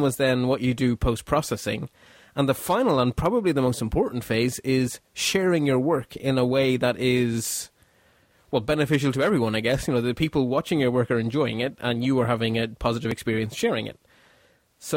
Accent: Belgium; now in Ireland; my home country

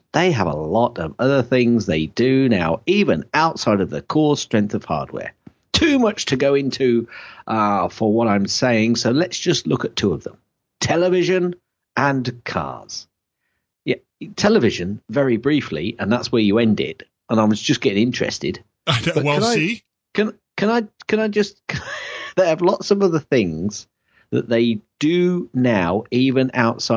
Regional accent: Shakespeare's country, West Midlands, United Kingdom; I'm from Shakespeare's country

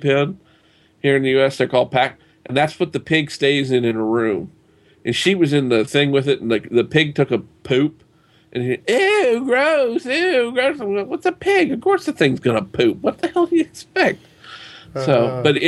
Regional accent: Southern U.S., United States; accent: Southern; I don't know if my accent comes across as being from the Southern U.S. or not.

